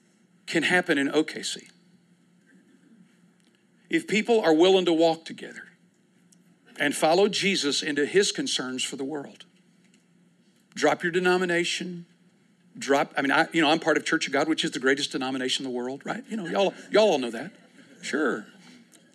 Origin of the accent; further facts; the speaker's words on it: United States; I grew up in America